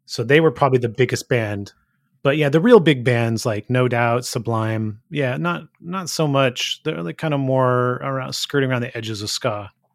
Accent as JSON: {"language": "English", "town": "Gilroy", "region": "California", "country": "United States", "tie": "born or raised there", "said": "growing up in Gilroy"}